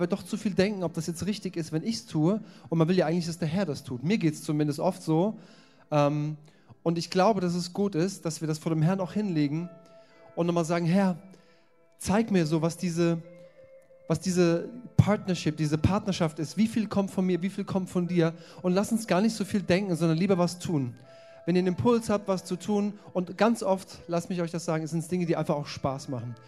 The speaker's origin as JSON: {"language": "German", "country": "Germany", "said": "als Europäer oder als Deutsche"}